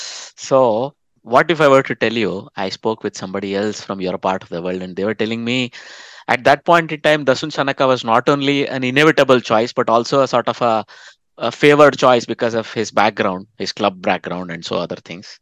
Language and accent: English; India; moved away; I bring the Indian perspective as an Indian expat.